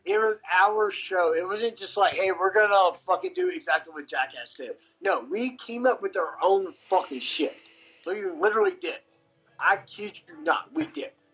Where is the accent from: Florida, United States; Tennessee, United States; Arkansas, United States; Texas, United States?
Tennessee, United States; Memphis; growing up in Memphis